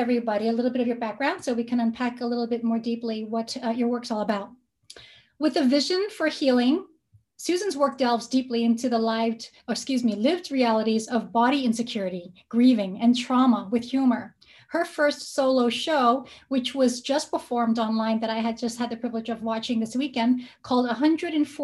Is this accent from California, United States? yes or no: yes; San Francisco, California, United States; I'm from San Fran